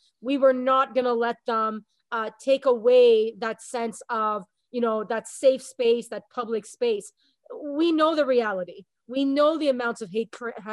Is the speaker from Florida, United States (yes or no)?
yes; South Florida, United States; also born or lived in Montreal, Canada; now in Canada; I went to high school in the United States in Southern Florida. I was born in Montreal.